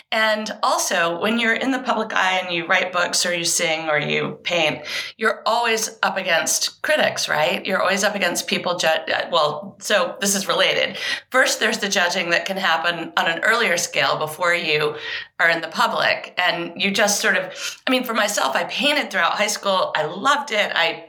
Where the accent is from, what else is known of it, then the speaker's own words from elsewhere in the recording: Maine, United States; also born or lived in England; I was born in England. My parents are Southern, and we eventually moved to Maine. So I had a really unusual childhood. We were back and forth to England for 9 years. I have dual citizenship.